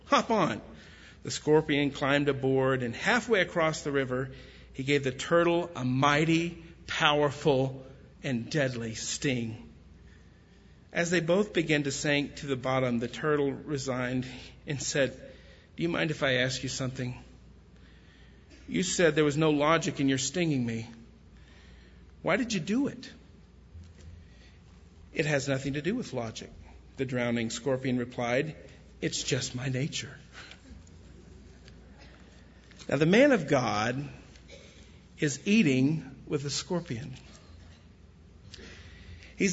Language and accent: English; West Texas, United States; I grew up in West Texas